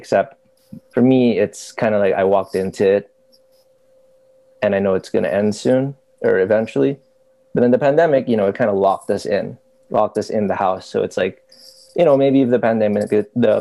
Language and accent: English; Philippines; also born or lived in United States; I was born in the States. And stayed there till I was like 6. Uh-huh. Came over to the Philippines. Went to school.